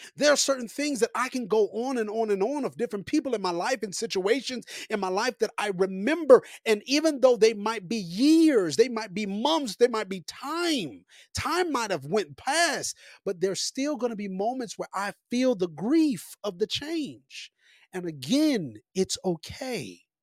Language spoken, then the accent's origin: English; Copperas Cove, Texas, United States; moved away as an adult; now in Colorado, United States; I have been in Copper's Cove, Killeen, Texas, all of my life, small little beautiful town, but all of my life, that is all I know in some sense, like, that, that's all I was raised around